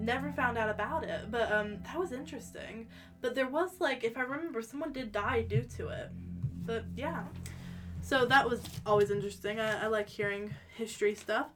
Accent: United States; moved away; Being American

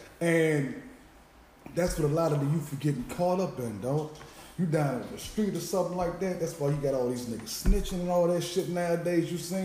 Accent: Prince George's County, Maryland, United States; also born or lived in Southeast Washington, D.C.; I'm from PG County, Pistol Grip County

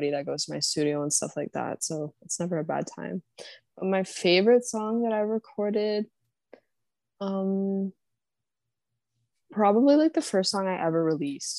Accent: Ontario, Canada; I'm from Ontario, Canada. Like, I'm gonna say I'm like near Toronto because it's not usually, people don't usually know where I'm actually from.

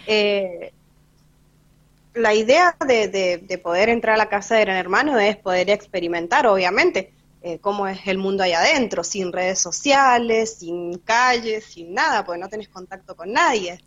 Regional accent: San Rafael, Mendoza, Argentina; vivo acá en San Rafael, soy nacida acá en San Rafael.

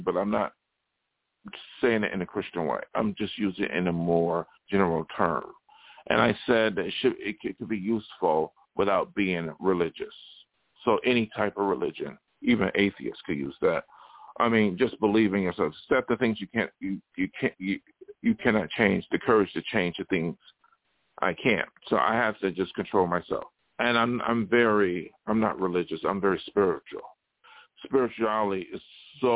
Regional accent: Buffalo, New York, United States; moved away; also born or lived in Los Angeles; in my hometown

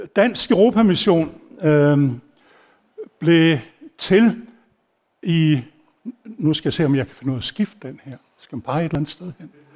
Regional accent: Denmark; jeg var dansker

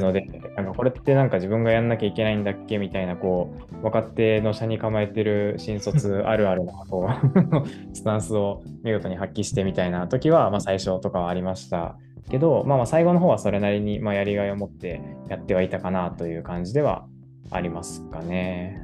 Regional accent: Kobe, Hyogo, Japan; moved away as an adult; also born or lived in Kyoto; 神戸市出身なので、はい、19年ぐらいは神戸に住んでましたね

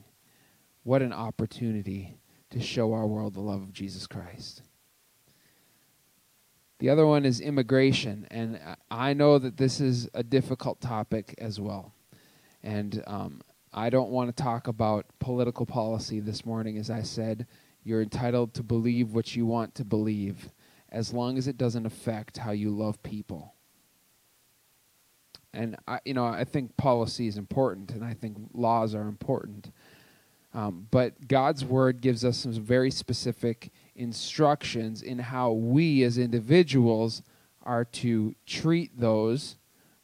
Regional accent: Cloquet, Minnesota, United States; now in Twin Cities, United States; I grew up in Cloquet, Minnesota

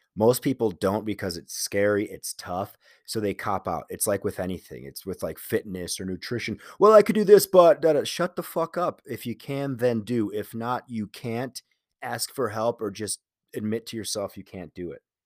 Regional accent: Chicago, Illinois, United States; moved away as an adult; it's for sure, for sure a Chicago thing where you identify with the city.

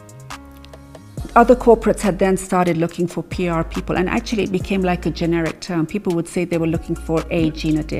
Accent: Nanyuki, Laikipia County, Kenya; growing up in Nanyuki, and it being such a sort of central point for people to stop off

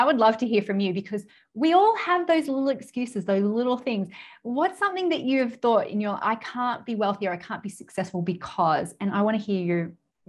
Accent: United Kingdom; And then I was like, well, we're British people, we're practically cousins, so I can't charge them.

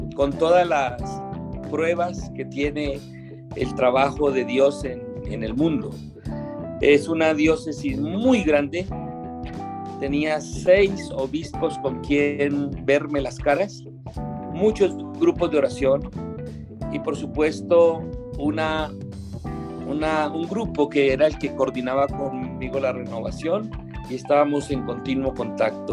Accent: Colombian Atlantic coast, near Panama, Caribbean coast, Colombia; moved away; yo nada más viví en mi parroquia, en mi pueblito colombiano, allá en la costa atlántica, cerca de Panamá

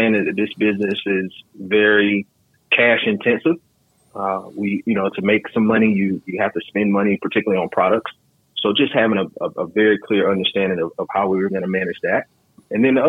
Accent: Atlanta, Georgia, United States; moved away as an adult; also born or lived in Winston-Salem, North Carolina / Greensboro, North Carolina / Washington, District of Columbia, United States; now in Virginia, United States; I'm originally from Atlanta, Georgia. I lived there until I was about 21. I went to Morehouse College. So I actually went to college in the same city that I grew up in.

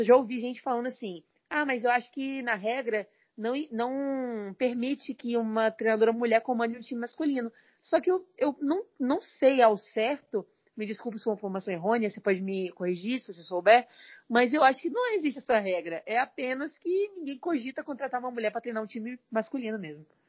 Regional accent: Vila Velha, Espírito Santo, Brazil; sou natural do Espírito Santo, Vila Velha, inclusive moro aqui até hoje, né? Desde o início da minha vida.

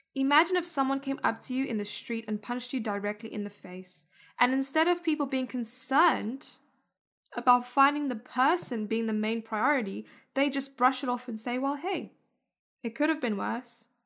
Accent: South Africa; moved away; I was born and raised in South Africa

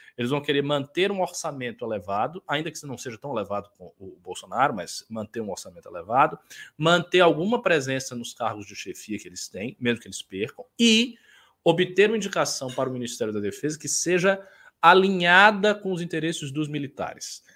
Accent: Northeast Region, Brazil; eu sou do Nordeste

